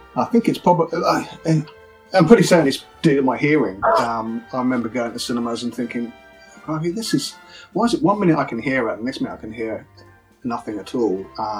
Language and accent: English; Mauritius; moved away; also born or lived in Thailand; I grew up in Mauritius, so TV was really non-existent there.